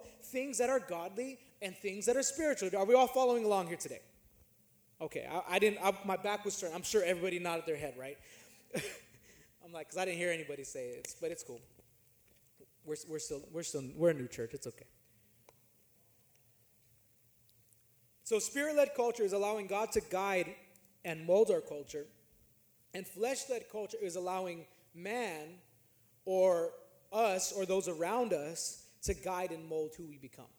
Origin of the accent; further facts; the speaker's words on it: California, United States; I'm from California, and my neighborhood that I was living in was not a nice neighborhood.